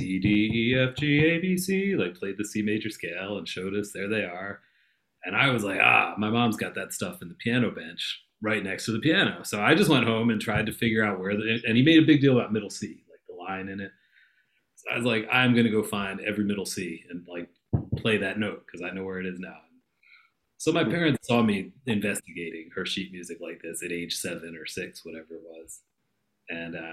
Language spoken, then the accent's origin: English; Philadelphia, Pennsylvania, United States; also born or lived in Boston; Where did I grow up? Philadelphia